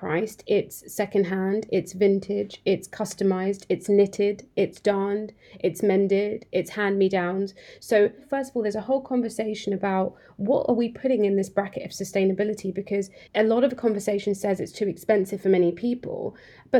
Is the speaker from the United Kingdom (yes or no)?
yes; Cambridge, East of England, United Kingdom; I grew up in Cambridge, and to be honest, when I grew up in Cambridge, we had a high street